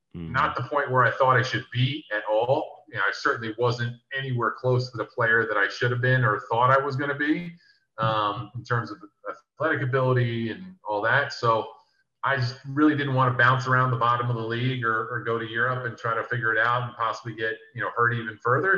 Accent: New Jersey, United States; also born or lived in New York; now in Philadelphia, United States; where I grew up in South Jersey is 15 minutes away from Philly, so I'm say I'm from Philly

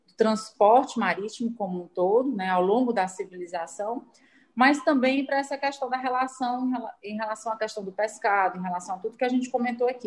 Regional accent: Ceará, Brazil; de nós todos, enquanto cearenses

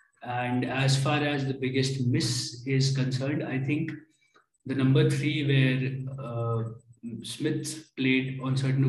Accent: Delhi, India; First is, I come from Delhi. I was brought up in Delhi, so automatically that makes me a Delhi fan.

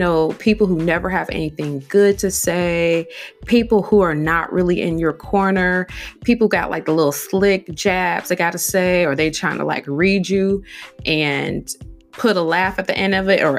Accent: Midwest, United States; moved away; I grew up in the Midwest

